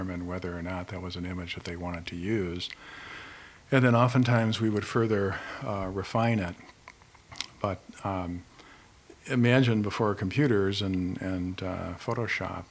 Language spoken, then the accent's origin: English; Oak Park, Illinois, United States; moved away as an adult; also born or lived in Chicago / Connecticut; now in Middletown, United States; I'm actually from Chicago. And I grew up in Oak Park, and I came to Connecticut to work at the Meriden Gravure Company in 1979